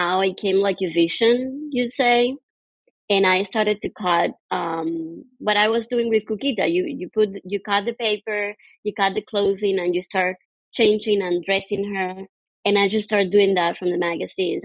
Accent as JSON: {"language": "English", "country": "Cuba", "moved": "as an adult", "lives_now": "Queens, New York, United States", "said": "I immigrated from Cuba to the United States in 2011"}